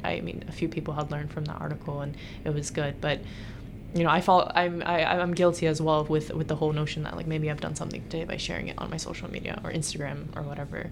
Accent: United States; being born and raised in America

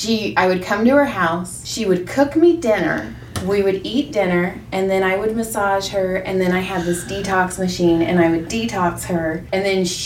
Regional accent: Madera, California, United States; We're from Madera, Fresno.

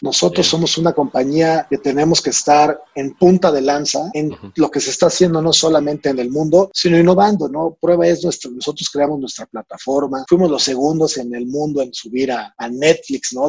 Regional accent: Mexico; como mexicanos

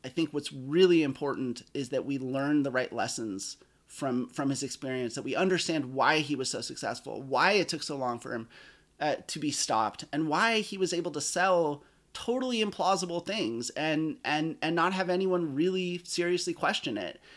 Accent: Eugene, Oregon, United States; I grew up in Eugene, Oregon, where you definitely don't, don't need a car

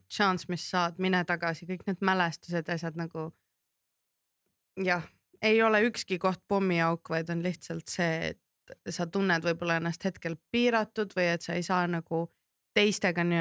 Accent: Kurtna, Estonia; no ma kasvasin Kurtnas ka ja kui ma väike olin ja ma pidin pikemalt Kurtnas olema

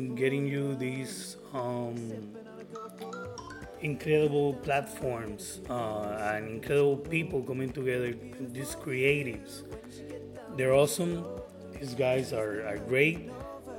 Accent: Puerto Rico; accent: Puerto Rican; my Puerto Rican accent

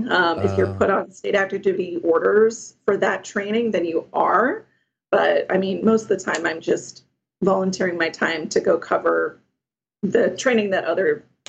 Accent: California, United States; if I ever moved back to my home state, I could join that state guard. I have no plans to move. But yeah, so there are a lot of options. Yeah, and it feels good to be back in uniform and serving the state and my fellow Californians.

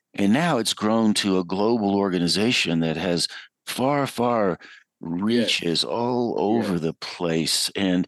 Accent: Western North Carolina, United States; I grew up in Western North Carolina.

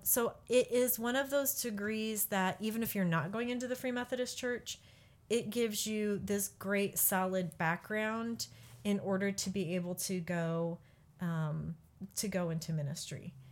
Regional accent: Peoria, Illinois, United States; also born or lived in Michigan; now in Kansas, United States; I grew up in Peoria, Bartonville, Illinois.

